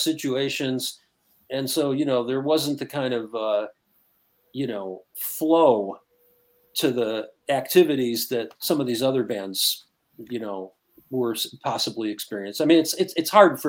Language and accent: English; Detroit, Michigan, United States; growing up in Detroit